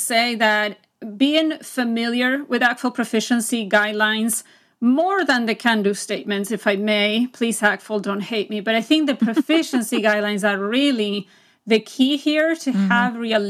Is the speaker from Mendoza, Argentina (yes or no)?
no; Buenos Aires, Argentina; first language Spanish; English is a second language; moved away as an adult; now in United States; So I am originally from Buenos Aires, Argentina. So I am a native Spanish speaker. I moved to the U.S. when I was 19, and I moved here because of love.